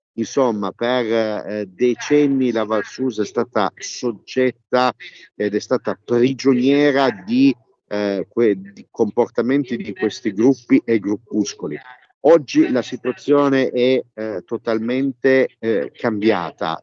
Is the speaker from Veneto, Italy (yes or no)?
no; Piedmont, Italy; da piemontese